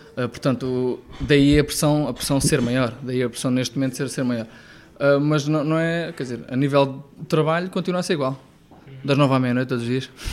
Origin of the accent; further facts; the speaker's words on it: Ribamar, Lisbon, Portugal; eu nasci em Ribamar da Lourinha, portanto, a, a um, é um quilómetro do mar